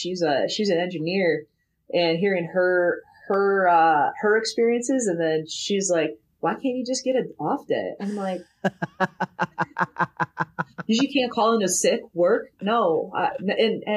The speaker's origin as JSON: {"language": "English", "region": "Midwest", "country": "United States", "said": "I'm from the Midwest."}